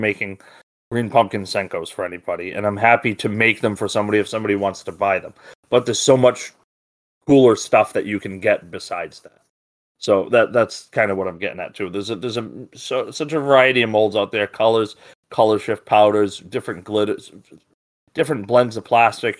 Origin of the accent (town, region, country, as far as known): Rhode Island, United States